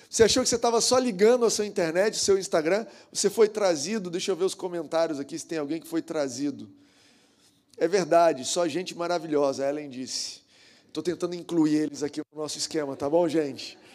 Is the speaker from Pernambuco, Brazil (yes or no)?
no; Goiânia, Goiás, Brazil; now in Rio de Janeiro, Brazil; mas na verdade eu sou goiano. Na verdade, eu sou nascido em Goiás, Goiânia